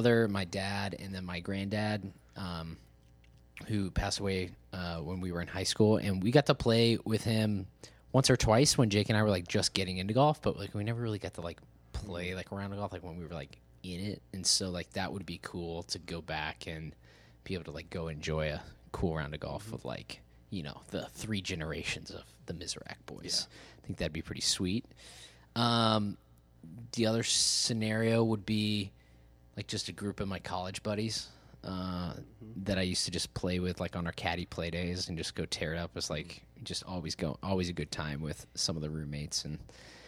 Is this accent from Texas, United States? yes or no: yes; Dallas, Texas, United States; We're both from Dallas, Texas